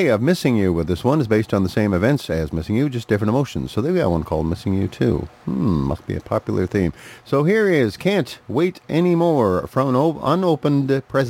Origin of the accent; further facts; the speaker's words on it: Duluth, Minnesota, United States; It is about 10 p.m. here in my hometown of Duluth, Minnesota, out on the edge of Lake Superior.